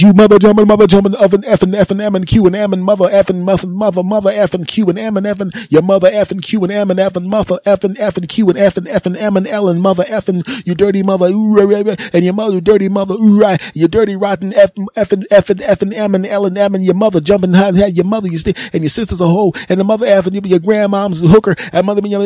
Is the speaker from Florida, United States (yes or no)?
no; Philadelphia, Pennsylvania, United States; in my hometown of, uh, of Philadelphia.